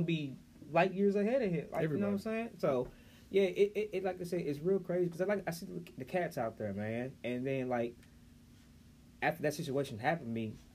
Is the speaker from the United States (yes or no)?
yes; Kirkwood, Missouri, United States; also born or lived in north side (St. Louis); I was raised in Kirkwood, but I'm not from Kirkwood. Yeah. I'm from the north side